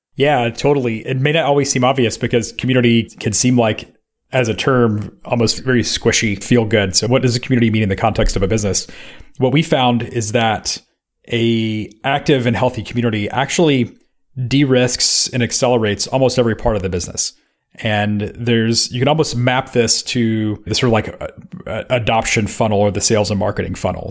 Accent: Memphis, Tennessee, United States; moved away; When I was in Memphis, Tennessee, which is my hometown

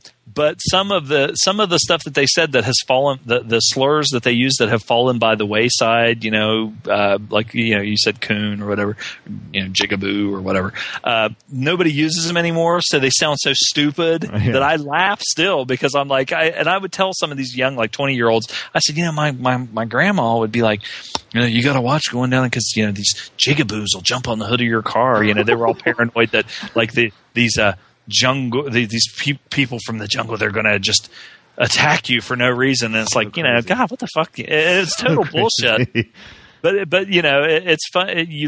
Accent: Southern United States, United States; growing up in the South, and of course, you know, most of my family

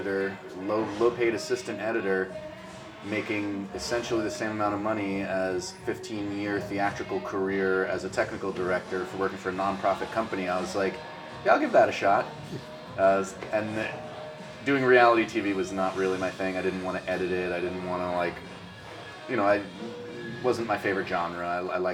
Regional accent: New York City, New York, United States; I grew up in the South End towards Coney Island. It's technically called Sheepshead Bay, Garrettson Beach area

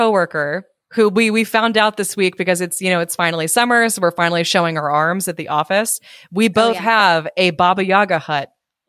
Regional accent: United States; I am an American

